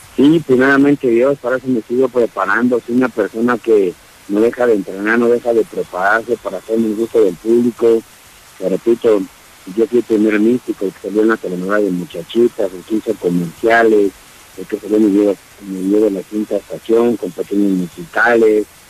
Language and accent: Spanish; Mexico City, Mexico; no soy de Guadalajara, Jalisco, soy de la Ciudad de México